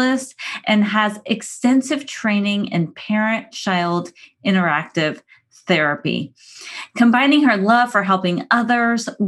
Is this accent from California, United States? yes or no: yes; San Diego, California, United States; moved away; coming all the way from my hometown of San Diego, California.